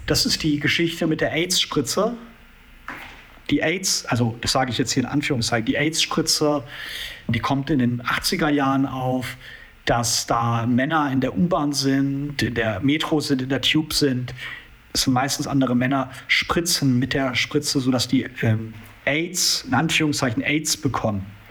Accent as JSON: {"language": "German", "country": "Switzerland", "said": "Ich bin ja als Schweizer eingeladen worden"}